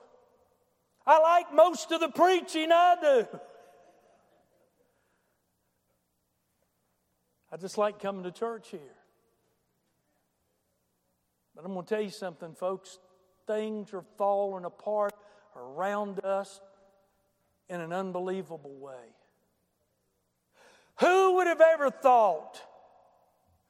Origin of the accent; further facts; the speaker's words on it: United States; I'm from Boone County